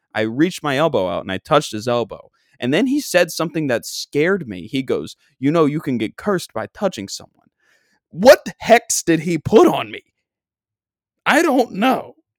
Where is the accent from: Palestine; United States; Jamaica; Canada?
United States; Long Island, New York; I'm from Long Island, and I hang out on Long Island all day, every day.